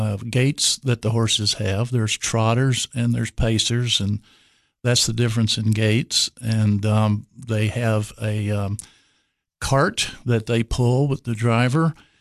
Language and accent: English; Kentucky, United States; moved away as an adult; now in Texas, United States; I grew up in Kentucky. I was the son of a Baptist preacher, which means we moved a lot.